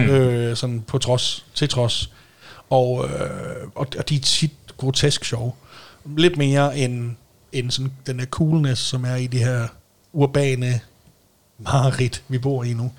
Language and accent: Danish; Denmark; hvis du bor i Stævning, hvor jeg voksede op